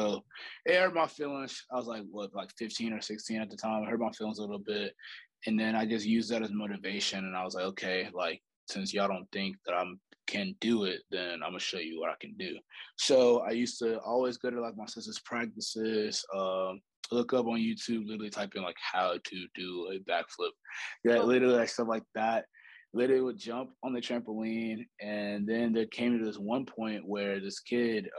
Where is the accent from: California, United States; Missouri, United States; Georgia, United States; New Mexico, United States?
Missouri, United States; St. Louis; moved away as an adult; now in Alabama, United States; Born and raised in St. Louis, Missouri.